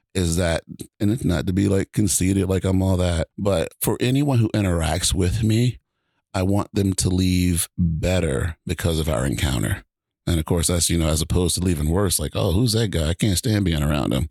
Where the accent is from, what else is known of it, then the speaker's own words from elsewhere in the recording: Georgia, United States; now in Washington, United States; I grew up in Georgia. I live in Washington now.